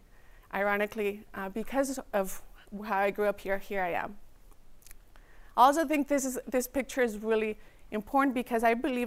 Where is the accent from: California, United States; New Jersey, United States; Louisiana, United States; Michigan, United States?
California, United States; Redwood City; also born or lived in Mexico; I am an immigrant, and I grew up in Redwood City. So I was a child. I tell people that my culture and my birthplace is in Mexico, but my hometown is Redwood City.